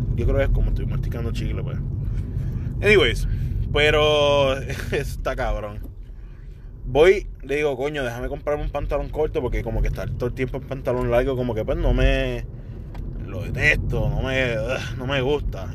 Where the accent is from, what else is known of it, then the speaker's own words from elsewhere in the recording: Puerto Rico; como boricua